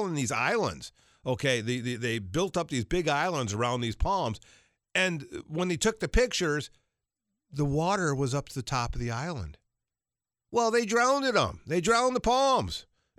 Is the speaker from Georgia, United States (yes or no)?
yes; Georgia, United States; I can't tell you how many people I saw growing up in Georgia.